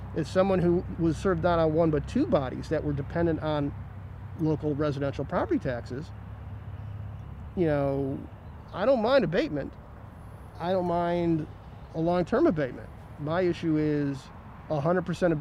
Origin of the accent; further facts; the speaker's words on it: East Delmore, Ohio, United States; I grew up and lived on East Delmore